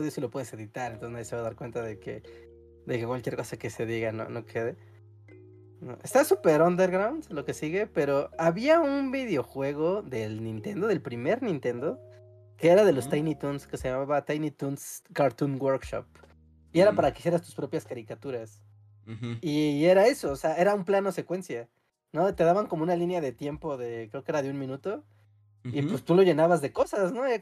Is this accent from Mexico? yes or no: yes; Mexico; si somos mexicanos